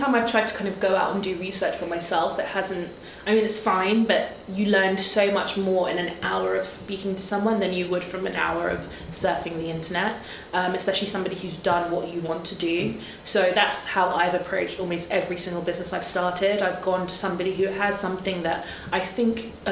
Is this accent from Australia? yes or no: no; Nigeria; I'm a Nigerian, Yoruba, and in Yoruba, Oja means market.